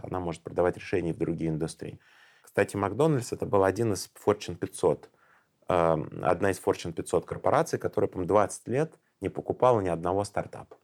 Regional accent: Tashkent, Uzbekistan; я сам родом из Ташкента

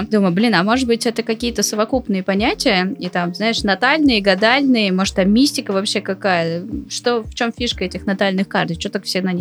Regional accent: Saint Petersburg, Russia; born there; допустим, я родилась в Петербурге, а кто-то родился во Владивостоке.

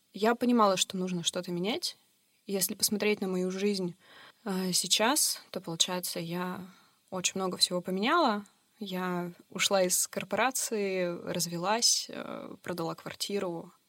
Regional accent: Yekaterinburg, Sverdlovsk Oblast, Russia; Мне 32 года, я родилась в Екатеринбурге

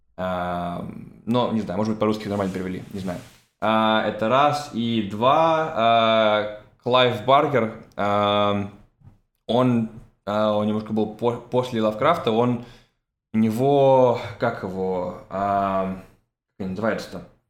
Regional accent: Russia; moved away; я уехал из России

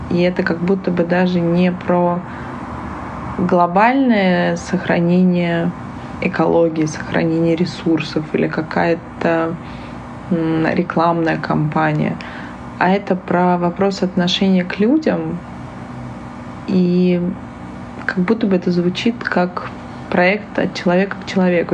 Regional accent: Saint Petersburg, Russia; moved away; я из Петербурга, я очень часто езжу домой

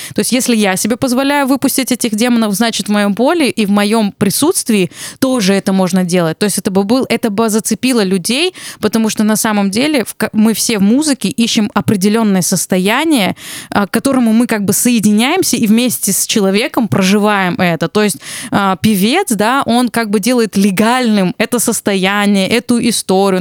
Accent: Armenia; я армянка

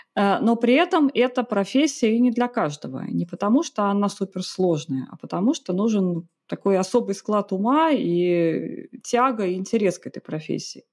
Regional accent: Saint Petersburg, Russia; Родом из Питера

